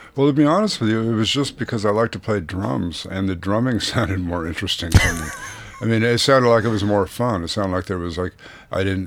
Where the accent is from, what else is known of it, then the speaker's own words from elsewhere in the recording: Santa Barbara, California, United States; moved away as an adult; also born or lived in Boston / New York; I grew up in Santa Barbara, California